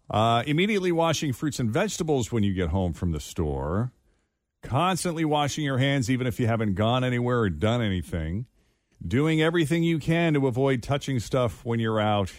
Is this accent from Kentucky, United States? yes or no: no; Massachusetts, United States; now in Cincinnati, United States; in my home state of Massachusetts